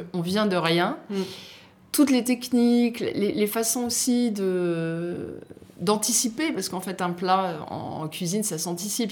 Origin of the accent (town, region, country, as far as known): Nice, Provence-Alpes-Côte d'Azur, France; born or raised there; moved away; also born or lived in Algeria / Paris